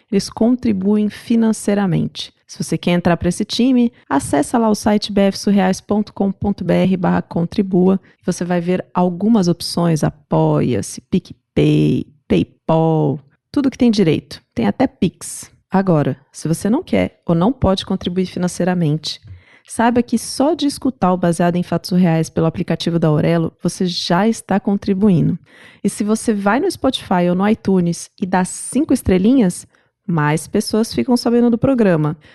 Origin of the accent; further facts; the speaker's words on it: São Paulo, Brazil; Na verdade, eu sou do interior, do interior de São Paulo, mas perto. Meus pais continuavam morando no interior.